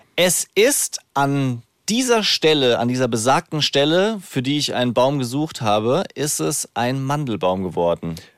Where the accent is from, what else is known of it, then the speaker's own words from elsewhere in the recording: Rhineland-Palatinate, Germany; accent: Palatine; now in Frankfurt, Germany; ich würde gerne hessisch oder pfälzisch, wo ich aufgewachsen bin, fließender sprechen